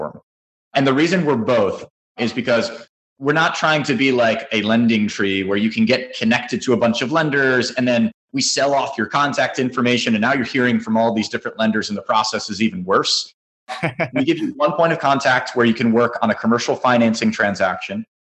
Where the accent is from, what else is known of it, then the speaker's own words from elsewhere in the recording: New Jersey, United States; now in Florida, United States; I grew up in New Jersey, but I'm now currently in Florida